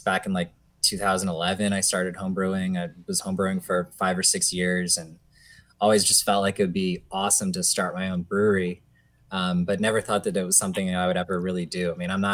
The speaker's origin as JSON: {"language": "English", "region": "Maryland", "country": "United States", "tie": "born or raised there", "said": "we're all from Maryland, we're born and raised in Maryland"}